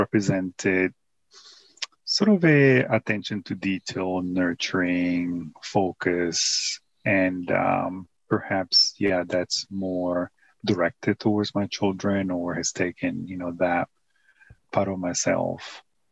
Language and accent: English; Italy; moved away; growing up in Italy